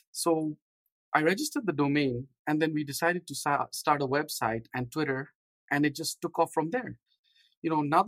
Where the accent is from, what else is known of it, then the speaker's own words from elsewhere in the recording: Nairobi, Kenya; also born or lived in India / London; now in San Diego, United States; So we were very little when we moved from India to Africa. I grew up in Nairobi, Kenya.